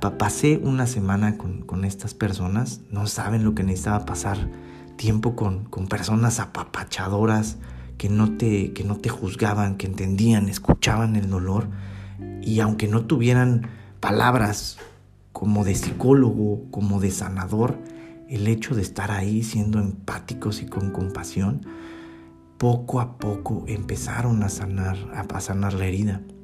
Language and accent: Spanish; Mexico City, Mexico; moved away as an adult; also born or lived in Baden, Switzerland; como buen mexicano de la Ciudad de México